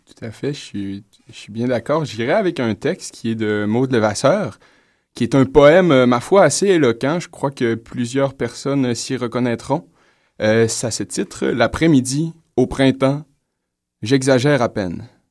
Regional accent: Saguenay, Quebec, Canada; je suis du Saguenay

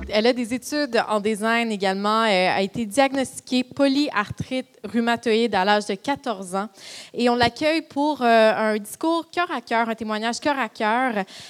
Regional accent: Montreal, Quebec, Canada; je suis originaire de Montréal. J'ai, euh, en fait, j'ai toujours habité l'est de l'île.

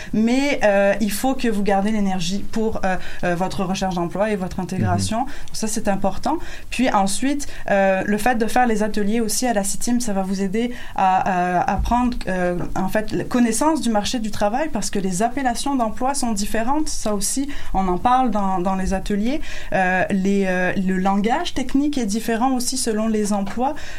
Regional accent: France; moved away as an adult; now in Quebec, Canada; je suis française

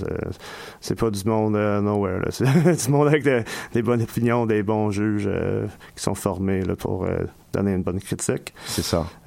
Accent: France; now in Montreal, Canada

